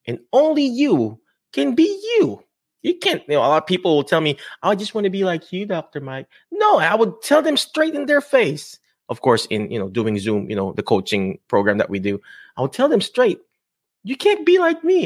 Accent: Philippines; I'm Filipino, I'm brown-skinned

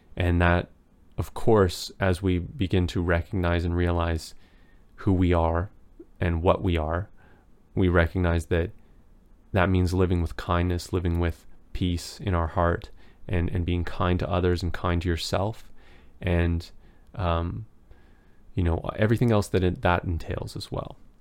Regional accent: Canada; As a Canadian

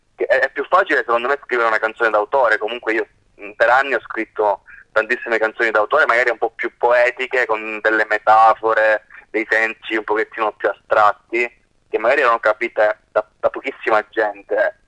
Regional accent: Grotte, Sicily, Italy; moved away as an adult; also born or lived in Parma; io vengo da un piccolo paesino della provincia di Agrigento che si chiama Grotte

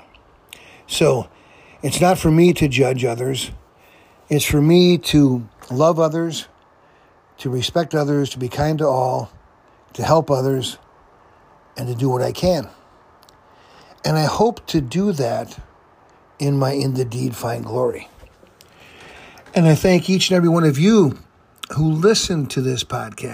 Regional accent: Fond du Lac, Wisconsin, United States; I was raised in Fond du Lac, Wisconsin, by my mom

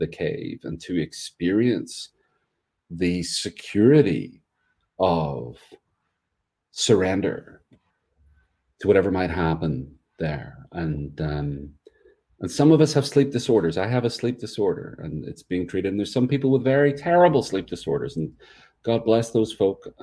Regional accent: Northern Ireland, United Kingdom; now in North Carolina, United States; I'm from Ireland. I live in North Carolina.

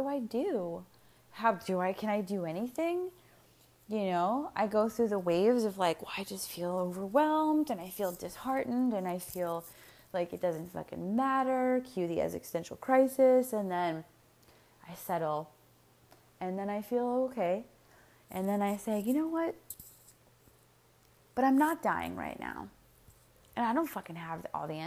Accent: United States; I'm speaking as an American, we as Americans

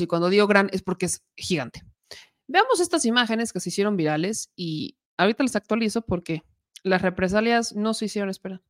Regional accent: Puebla, Mexico; los poblanos son, somos, porque soy poblana

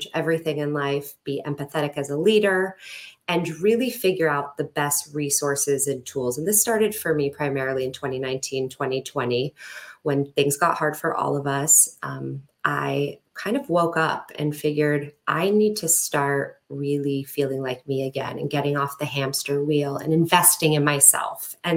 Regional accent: a suburb outside of Los Angeles, California, United States; moved away; also born or lived in Arizona; I grew up in California in a suburb outside

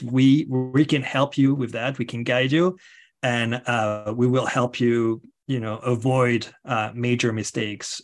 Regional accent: France; moved away; if you hear an accent, it is because I am originally from France.

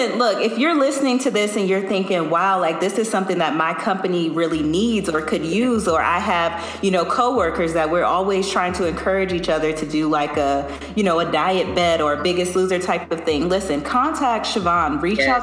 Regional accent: Louisiana, United States; We're both from Louisiana

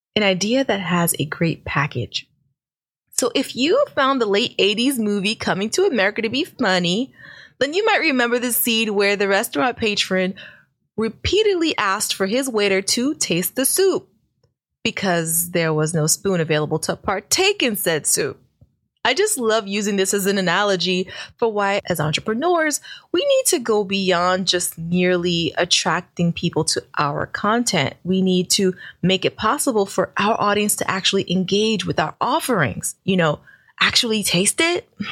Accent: New York City, New York, United States; I'm from Brooklyn

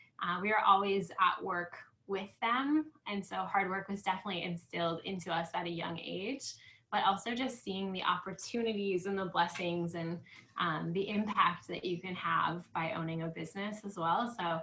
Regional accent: Estevan, Saskatchewan, Canada; I was born and raised in Estevan. I've lived here most of my life.

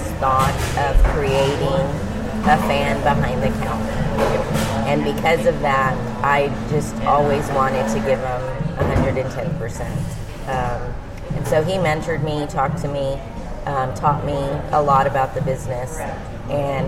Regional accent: Corpus Christi, Texas, United States; moved away as an adult; now in Austin, United States; I'm originally from Corpus Christi

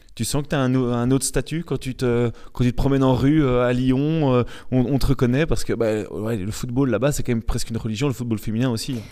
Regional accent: Belgium; chez nous en Belgique

